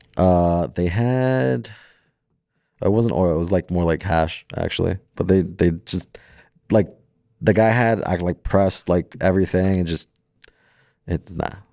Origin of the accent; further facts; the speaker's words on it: Florida, United States; also born or lived in Jersey City, New Jersey / San Antonio, Texas / California; now in Las Vegas, United States; raised down in Florida